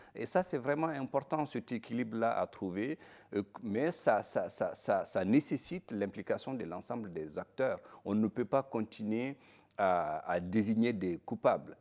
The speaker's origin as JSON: {"language": "French", "country": "Mali", "said": "je suis un Malien"}